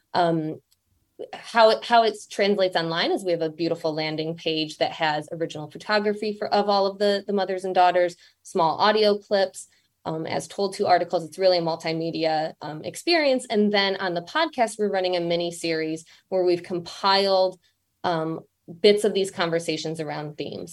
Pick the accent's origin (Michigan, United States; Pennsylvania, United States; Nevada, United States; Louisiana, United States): Michigan, United States; moved away as an adult; also born or lived in London; now in New York, United States; I'm from Michigan.